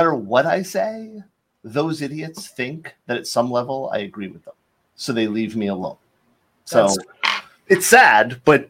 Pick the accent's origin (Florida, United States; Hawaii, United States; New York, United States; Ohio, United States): Florida, United States; So I mean, I grew up in Florida. We didn't have that stuff.